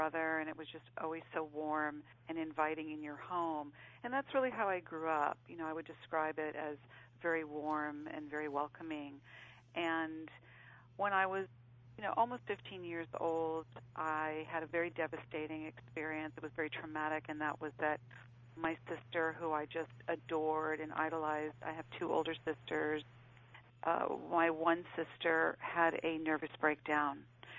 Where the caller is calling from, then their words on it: Los Angeles, California, United States; I'm calling from Los Angeles.